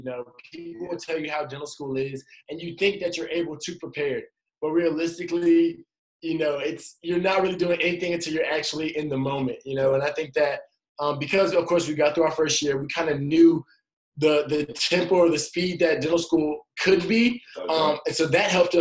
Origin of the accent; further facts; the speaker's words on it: Atlanta, Georgia, United States; moved away; I'm from Atlanta, Georgia